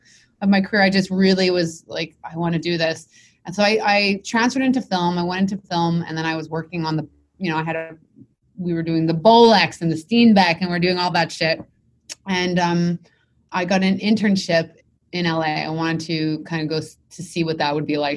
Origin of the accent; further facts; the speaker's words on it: Montreal, Quebec, Canada; I'm from Montreal. So we have something called CJEP, which is 2 years of college after high school